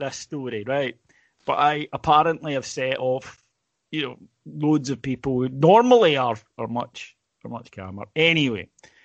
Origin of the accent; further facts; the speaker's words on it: United Kingdom; we're British